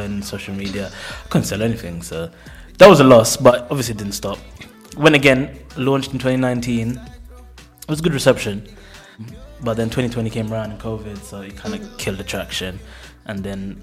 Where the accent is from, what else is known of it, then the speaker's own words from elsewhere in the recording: Luton, East of England, United Kingdom; also born or lived in Jamaica / Bristol; I was born in Jamaica and I came at a young age. Spent most of my life, my teenage life in Luton, then transitioned to Bristol